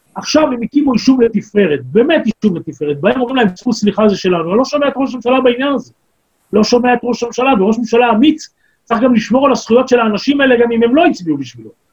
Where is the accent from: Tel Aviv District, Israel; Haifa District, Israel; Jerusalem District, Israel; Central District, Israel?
Tel Aviv District, Israel; Tel Aviv; moved away; also born or lived in kibbutz; בית זה משכונת התקווה ויד אליהו, שם גדלתי, נולדתי